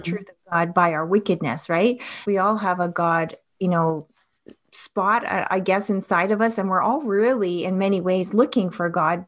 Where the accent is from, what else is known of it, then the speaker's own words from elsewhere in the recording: Toronto, Ontario, Canada; I grew up in Toronto in Ontario, Canada